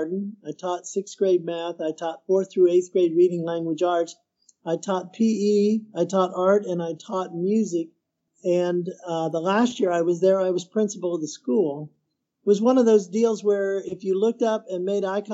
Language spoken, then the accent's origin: English; Midwest, United States; moved away as an adult; also born or lived in Peru; now in Houston, United States; I'm from the Midwest